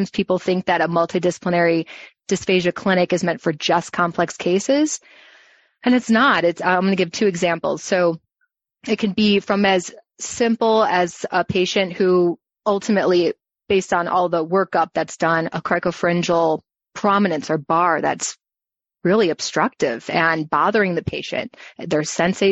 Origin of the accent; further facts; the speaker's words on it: Chicago, Illinois, United States; moved away as an adult; also born or lived in Urbana-Champaign, Illinois / Florida; now in Arizona, United States; I'm from Chicagoland, and I went to U of I in Urbana-Champaign for my undergrad